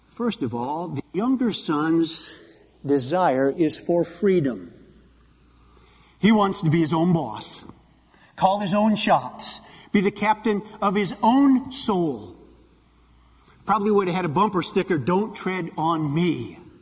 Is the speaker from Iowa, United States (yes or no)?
yes; Iowa, United States; I grew up in Iowa